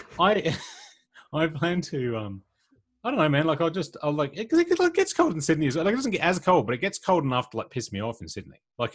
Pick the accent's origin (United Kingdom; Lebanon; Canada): United Kingdom; England; moved away as an adult; now in Australia; I grew up in like villages and small towns in England